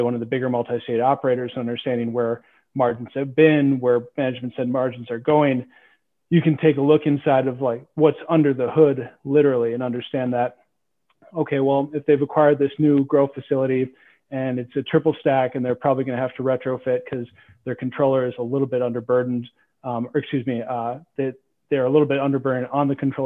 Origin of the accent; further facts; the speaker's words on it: Minnesota, United States; I grew up in Minnesota